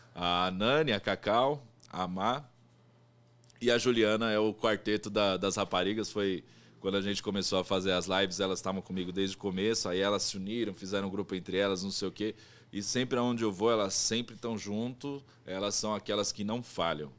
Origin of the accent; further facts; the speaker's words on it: Brazil; eu falo brasileiro porque eu sou brasileiro, não conheço outro lugar.